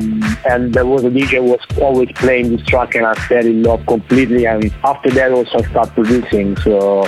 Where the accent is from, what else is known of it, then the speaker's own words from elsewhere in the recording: Arezzo, Tuscany, Italy; now in Berlin, Germany; There was a club in my hometown in Arezzo that is called Le Mirage, maybe still exists, and I used to go there when I was 16, 17